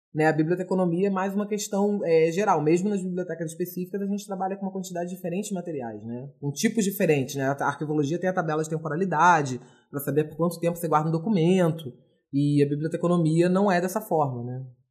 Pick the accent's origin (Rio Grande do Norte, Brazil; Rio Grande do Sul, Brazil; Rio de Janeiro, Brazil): Rio de Janeiro, Brazil; now in Curitiba, Brazil; Eu sou carioca, mas moro em Curitiba.